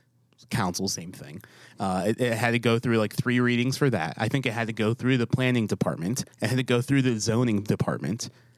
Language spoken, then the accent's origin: English; New York, United States; moved away; I'm from New York.